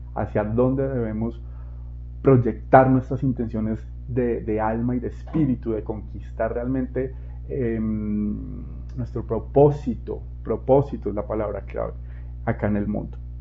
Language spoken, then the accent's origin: Spanish; Colombia; moved away; mi país de origen, Colombia.